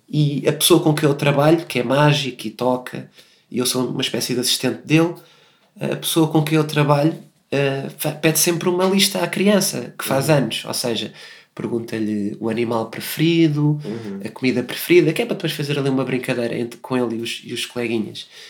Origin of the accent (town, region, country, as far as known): Portugal; accent: European Portuguese